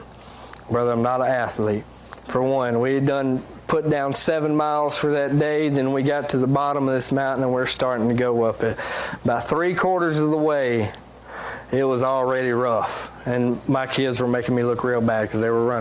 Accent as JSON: {"language": "English", "country": "United States", "said": "I'm a Christian from America"}